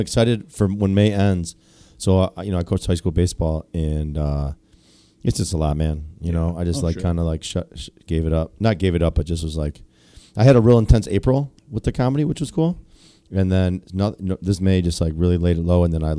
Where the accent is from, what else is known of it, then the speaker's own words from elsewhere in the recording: Sterling Heights, Michigan, United States; I'm from Sterling Heights.